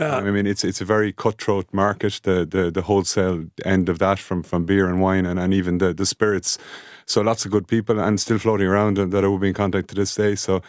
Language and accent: English; Kenmare, Munster, Ireland; I'm proudly from Kinmare in County Kerry. Grew up there in the 80s and the 90s, so fabulous place to be.